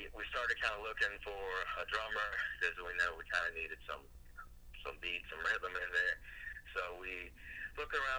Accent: New Hill, North Carolina, United States; I grew up here in New Hill, North Carolina

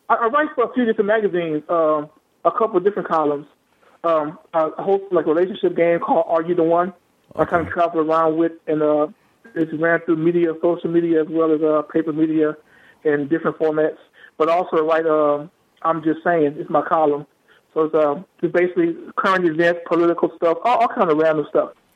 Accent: Louisiana, United States; moved away; I'm originally from Louisiana

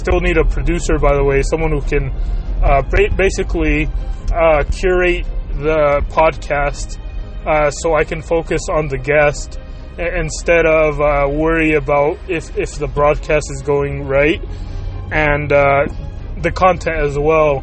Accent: Chihuahua, Mexico; now in United States; my home state of Chihuahua

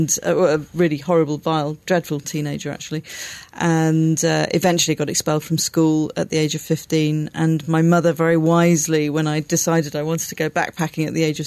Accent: Wales, United Kingdom; also born or lived in near London; I'm from England. I was born not far from London, but I grew up in Wales.

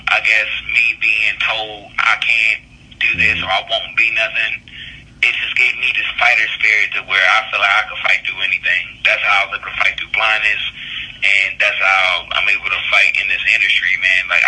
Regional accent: Northern Virginia, United States; also born or lived in Baltimore, Maryland / Evansville, Indiana; I was born in Baltimore, but I was raised in Northern Virginia

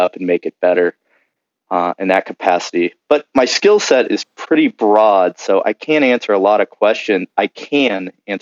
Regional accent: Kansas City, Missouri, United States; moved away as an adult; also born or lived in Nashville, Tennessee; now in San Diego, United States; I'm actually visiting my dad in where I grew up in Kansas City, Missouri

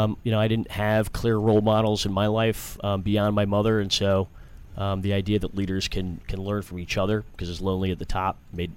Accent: New York City, New York, United States; now in Washington, D.C., United States; I'm from New York City.

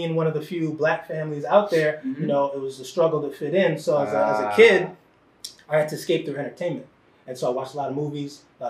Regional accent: New York City, New York, United States; born and raised in the Bronx. I'm the youngest of three boys. I have two older brothers.

